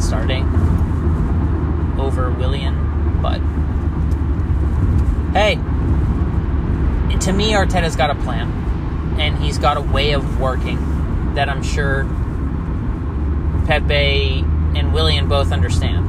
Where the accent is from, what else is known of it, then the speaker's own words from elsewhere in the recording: United States; I'm an American